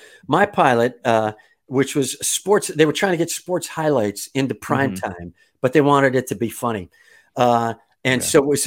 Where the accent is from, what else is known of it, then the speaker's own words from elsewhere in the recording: Kenosha, Wisconsin, United States; also born or lived in Madison, Wisconsin; I grew up in Kenosha, Wisconsin